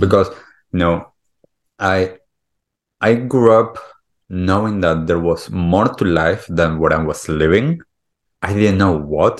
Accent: Argentina; moved away; also born or lived in United States / Europe / California; I grew up in Argentina

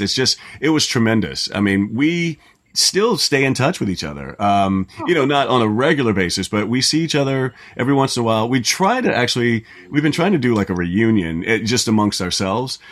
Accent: Orlando, Florida, United States; moved away; I grew up in Orlando

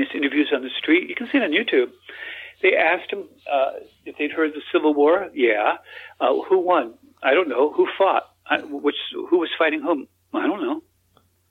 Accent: Texas, United States; also born or lived in Australia; I'm an American too. I was born in Texas

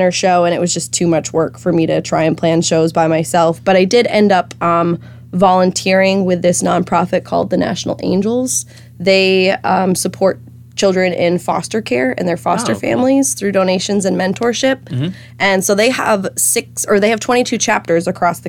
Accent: Lakeville, Massachusetts, United States; moved away as an adult; also born or lived in Nashville, Tennessee; I'm originally from Lakeville

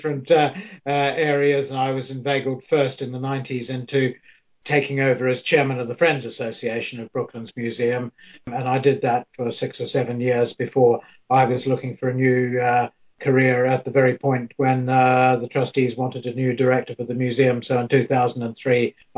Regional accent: New Zealand; moved away as an adult; now in United Kingdom; I'm a New Zealander

